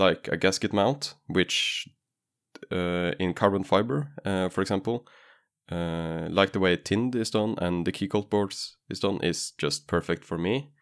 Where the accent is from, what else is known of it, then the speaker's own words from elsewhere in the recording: Norway; English is a second language; I was from Norway, so I could just say, "Oh, English is not my main language."